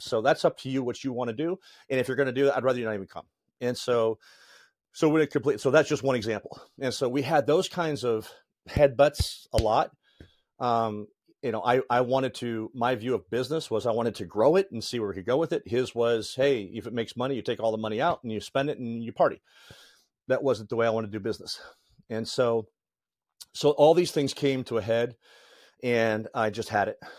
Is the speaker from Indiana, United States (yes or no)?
yes; Northeast Indiana, United States; also born or lived in Lake Forest, Illinois / Lake Geneva, Wisconsin; we moved to Northeast Indiana